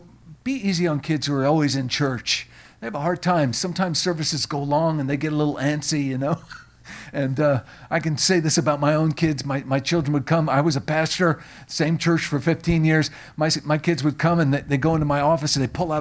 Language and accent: English; Long Island, New York, United States; moved away; also born or lived in Tennessee; I grew up on Long Island